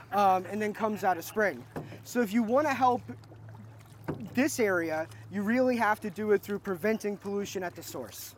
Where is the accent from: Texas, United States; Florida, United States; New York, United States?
Florida, United States; North; I grew up in North Florida